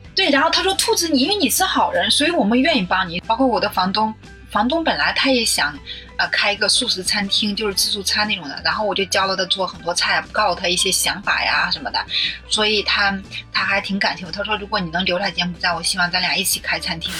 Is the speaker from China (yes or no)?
yes; China; moved away; 我一个大陆人，我听不懂那个广东话